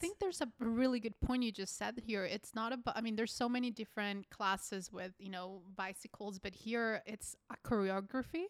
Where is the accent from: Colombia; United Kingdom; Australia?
Colombia; moved away; I'm from Colombia